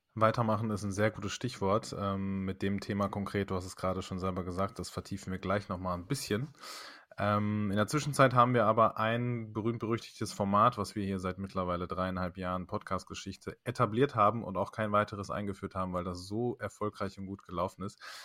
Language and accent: German; Germany; ich bin hier geboren